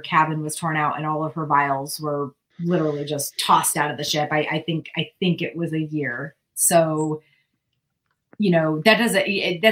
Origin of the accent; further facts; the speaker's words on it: New England, United States; now in California, United States; I grew up in New England